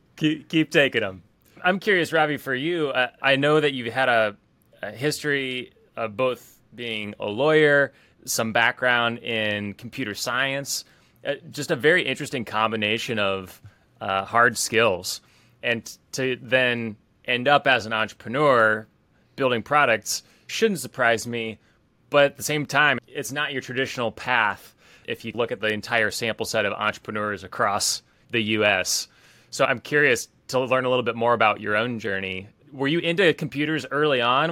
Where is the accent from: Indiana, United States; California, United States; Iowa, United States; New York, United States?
Indiana, United States; West Lafayette; I grew up in West Lafayette